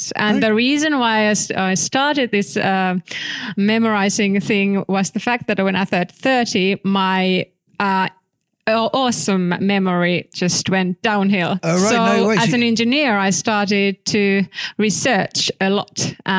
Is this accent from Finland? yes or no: yes; Tampere, Pirkanmaa, Finland; I'm from Tampere.